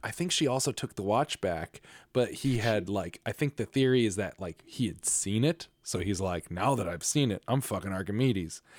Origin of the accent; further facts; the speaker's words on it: New England, United States; being from New England